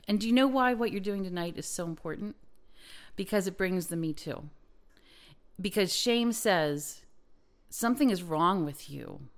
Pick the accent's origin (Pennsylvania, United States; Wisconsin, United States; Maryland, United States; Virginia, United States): Pennsylvania, United States; Lancaster County; I come from Lancaster County